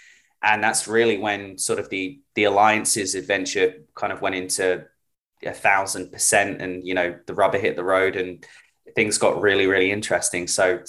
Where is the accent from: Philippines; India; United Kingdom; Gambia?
United Kingdom; now in New York, United States; But originally from the UK, moved over here to New York about 7 years ago now.